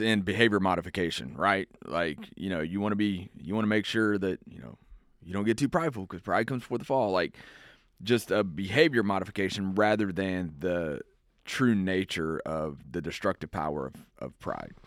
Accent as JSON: {"language": "English", "area": "around Houston", "region": "Texas", "country": "United States", "tie": "born or raised there", "said": "I grew up in Houston, or around, not in Houston, around Houston"}